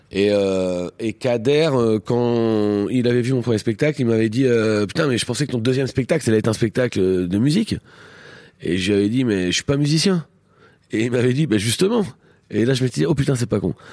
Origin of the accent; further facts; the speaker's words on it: Beaumont-en-Véron, Centre-Val de Loire, France; moved away; also born or lived in Normandy / Paris; j'ai grandi à eux à Beaumont-Véron